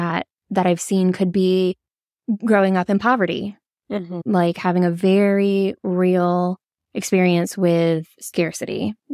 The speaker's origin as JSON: {"language": "English", "region": "Georgia", "country": "United States", "tie": "born or raised there", "said": "I was raised in the South, in Georgia. Very proud of that fact"}